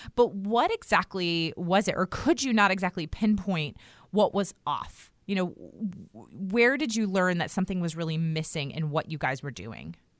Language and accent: English; United States; I was born and raised in Redskins territory outside of Washington, D C